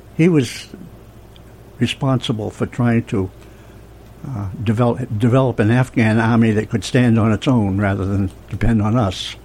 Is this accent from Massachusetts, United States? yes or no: yes; Franklin, Massachusetts, United States; I grew up in Franklin, Massachusetts